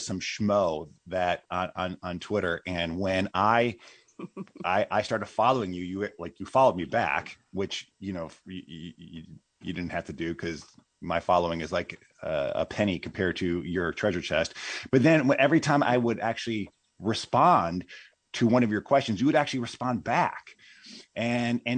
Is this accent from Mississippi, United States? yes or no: no; Illinois, United States; I'm an Illinoian